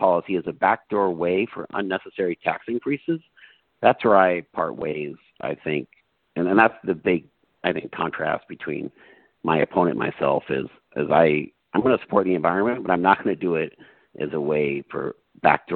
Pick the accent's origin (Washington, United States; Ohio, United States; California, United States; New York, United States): Washington, United States; Tukwila; I was born and raised in Tukwila